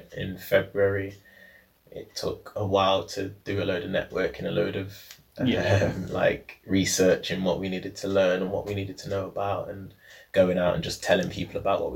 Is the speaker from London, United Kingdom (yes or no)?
no; Nottingham, East Midlands, United Kingdom; I was born in St Anne's, Tiff was brought up in Broxtowe, so we're Nottingham through and through. We've lived there basically our whole life